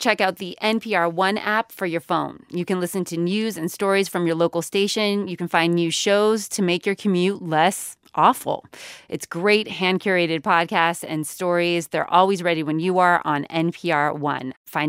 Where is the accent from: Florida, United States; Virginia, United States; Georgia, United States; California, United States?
California, United States; Sacramento; also born or lived in Oakland; I grew up in Sacramento, California. I spent my late teens and half my 20s living and working in Oakland.